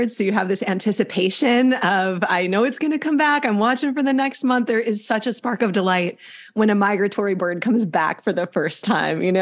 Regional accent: Wisconsin, United States; now in Southern California, United States; They're with me in Southern California. They were with me growing up in Northern Wisconsin.

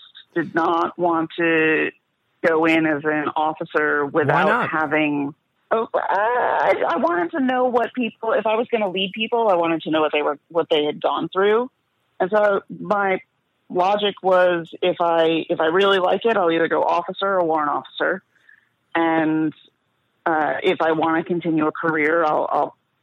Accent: New Jersey, United States; Youngest daughter, Jew from New Jersey, you know, New York City, parents

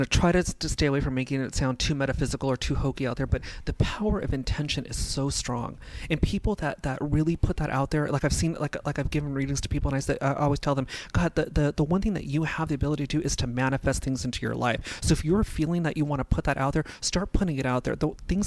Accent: Los Angeles, California, United States; also born or lived in Simi Valley, California; I was born and raised in North Hollywood

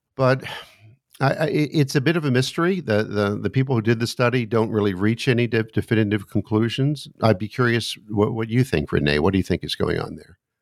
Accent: United States; also born or lived in suburb of Washington, D.C.; as an American sitting here looking out my window in the suburb of Washington, D.C.

